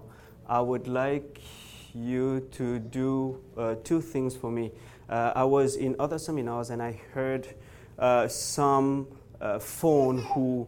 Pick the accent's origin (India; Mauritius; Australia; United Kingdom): Mauritius; now in Montreal, Canada; I'm from originally from Mauritius, church in Montreal. I'm right now in Montreal